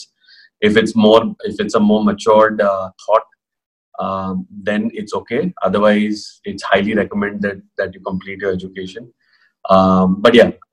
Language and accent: English; Pune, Maharashtra, India; also born or lived in Kota / Mumbai; I'm from Pune, born and brought up here.